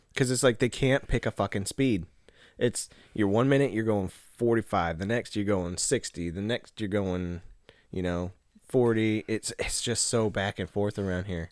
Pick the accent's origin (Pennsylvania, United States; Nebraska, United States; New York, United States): Nebraska, United States; moved away; We're from Nebraska